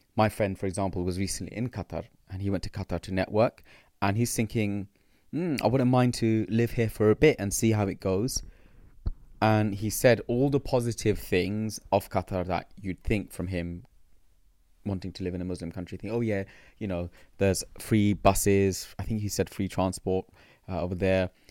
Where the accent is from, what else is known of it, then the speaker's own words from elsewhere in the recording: London, United Kingdom; growing up in London, being born here